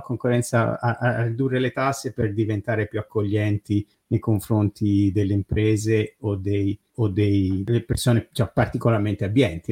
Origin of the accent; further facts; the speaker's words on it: Italy